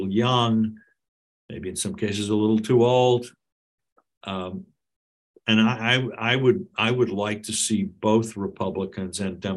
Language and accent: English; United States; As an American